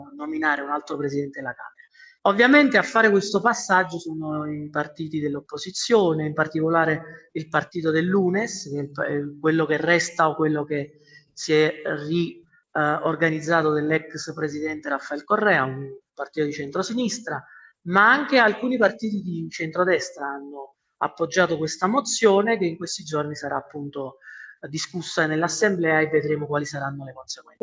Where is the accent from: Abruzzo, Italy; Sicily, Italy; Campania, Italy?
Campania, Italy; Naples; now in Quito, Ecuador; come napoletano